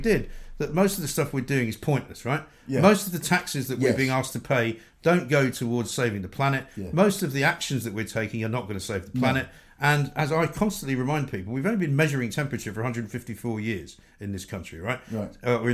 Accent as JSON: {"language": "English", "region": "London", "country": "United Kingdom", "tie": "born or raised there", "said": "I've got pictures of me as a kind of 3 or 4 year old, and we're talking maybe mid-60s, you know, up to my waist in snow in London"}